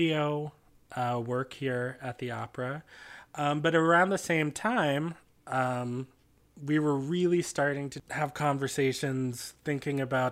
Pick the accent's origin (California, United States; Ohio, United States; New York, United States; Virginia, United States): Virginia, United States; Washington, D.C. area, suburbs in; I also grew up in the suburbs in Virginia, much like Lee.